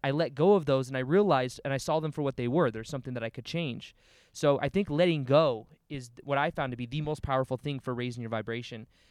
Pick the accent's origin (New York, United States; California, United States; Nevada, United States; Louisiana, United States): Nevada, United States; Las Vegas; I was born and raised in Las Vegas